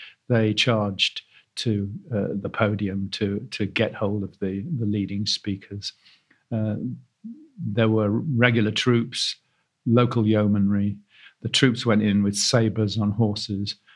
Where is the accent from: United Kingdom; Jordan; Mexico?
United Kingdom; Manchester, North West England; I was born in Manchester, and Peterloo was part of the legacy of being a Mancunian